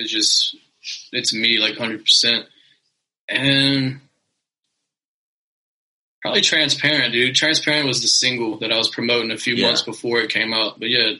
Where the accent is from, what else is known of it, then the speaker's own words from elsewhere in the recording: Zachary, Louisiana, United States; Oh no, Zachary is really known for sports, man. Like I went to Zachary High, the football team. They won fucking state this year. And of the 4 years, no, I went to Zachary 3 years. The 3 years I was there, they won twice. So it's like, it's a small town